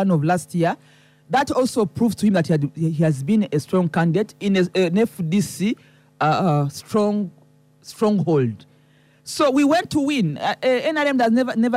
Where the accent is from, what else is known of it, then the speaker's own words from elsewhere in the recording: Soroti, Eastern Region, Uganda; I'm from Soroti